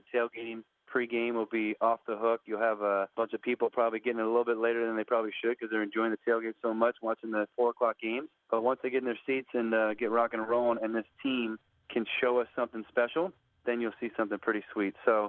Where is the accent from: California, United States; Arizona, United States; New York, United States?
California, United States; Rancho Santa Margarita; Tony and I grew up in Southern California together, played basketball against each other. He was at Huntington Beach and I was at Santa Margarita, both in Orange County.